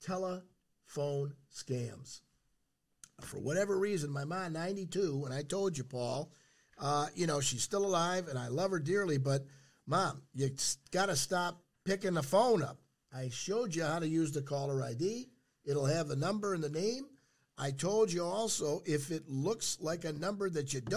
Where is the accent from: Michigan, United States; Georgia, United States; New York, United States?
Michigan, United States; St. Clair Shores; I grew up in St. Clair Shores near the water